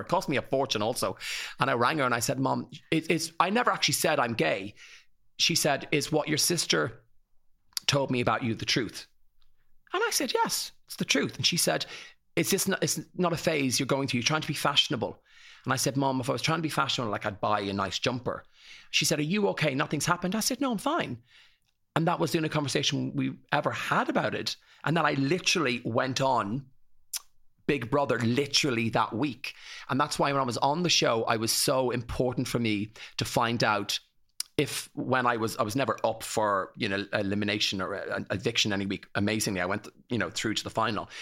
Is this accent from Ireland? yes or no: yes; County Kildare, Leinster, Ireland; grew up in Ruthangian, in County Kildare, in the eighties